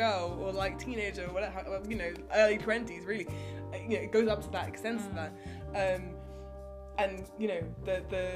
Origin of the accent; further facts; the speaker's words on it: England, United Kingdom; being English.